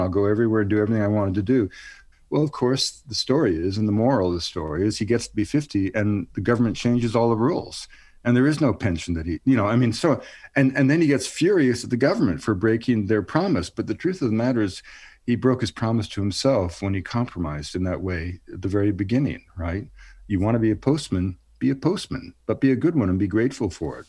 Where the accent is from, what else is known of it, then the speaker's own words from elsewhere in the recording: Montreal, Quebec, Canada; moved away; also born or lived in Western Canada; I grew up in Montreal because my father was transferred there for a while.